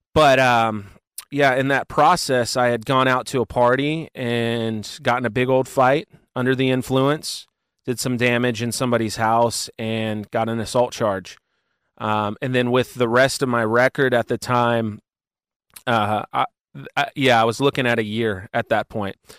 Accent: Cincinnati, Ohio, United States; I am from Cincinnati, Ohio

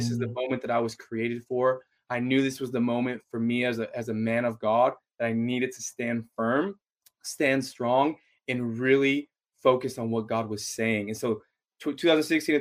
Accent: Los Angeles, California, United States; also born or lived in San Diego; I grew up in Los Angeles, moved out to college 2012

